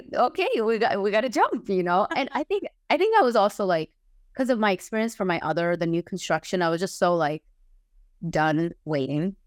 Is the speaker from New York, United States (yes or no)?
yes; New York, United States; moved away as an adult; now in Los Angeles, United States; I currently live in Los Angeles. I'm originally from New York. I moved out to the West Coast last year